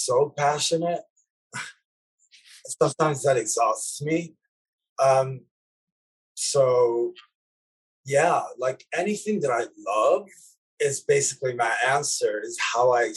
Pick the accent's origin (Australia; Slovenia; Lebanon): Lebanon; moved away; me growing up in Lebanon in the 80s